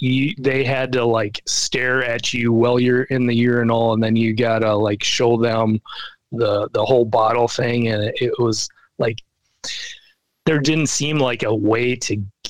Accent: Minnesota, United States; get out on the field in the Metrodome where I've watched, you know, my hometown team play

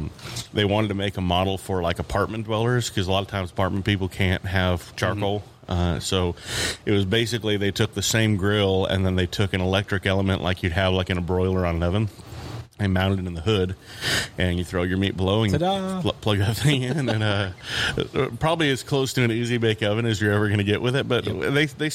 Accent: California, United States; also born or lived in Texas / Utah; now in Tulsa, United States; All over the place. Grew up quite a bit in California, some Texas, some Utah.

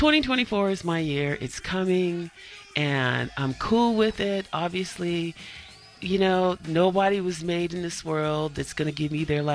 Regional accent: California, United States; We didn't grow up with ice rinks, and I grew up in California.

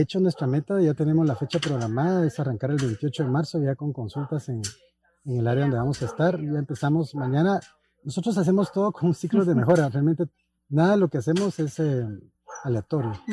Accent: Guatemala; los guatemaltecos

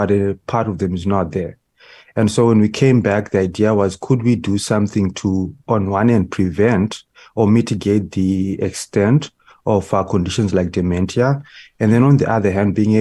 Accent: Zimbabwe; now in Canada; originally, me and my family, we are from Zimbabwe, and we migrated to Canada in 2005

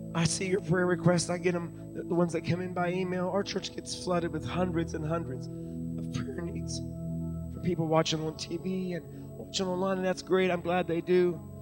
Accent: Deep Creek, Maryland, United States; now in Uniontown, United States; I grew up when I was real little in the McHenry United Methodist Church in Deep Creek, Maryland.

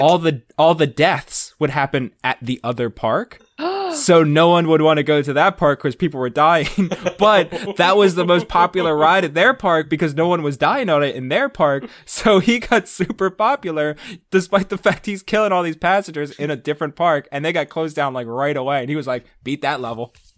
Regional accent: New Jersey, United States; I'm also outside the city. I was in New Jersey

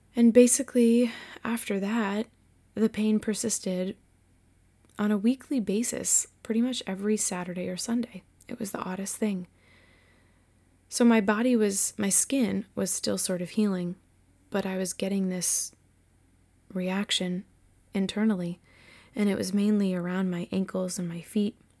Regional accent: Massachusetts, United States; also born or lived in Winchester, Virginia; I was born and raised in Massachusetts, and I was an only child.

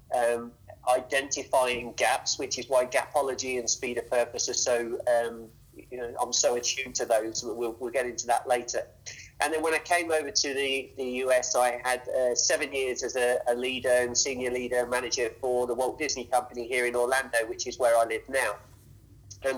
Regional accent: England, United Kingdom; moved away as an adult; now in United States; originally I'm from England.

